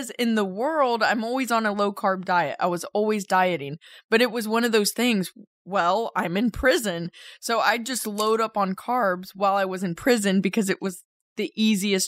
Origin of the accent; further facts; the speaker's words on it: The Colony, Texas, United States; In the colony, Texas. So just a suburb right outside of Dallas